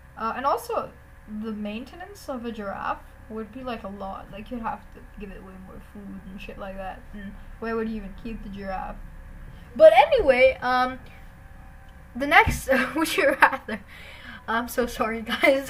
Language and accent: English; India; I'm an Indian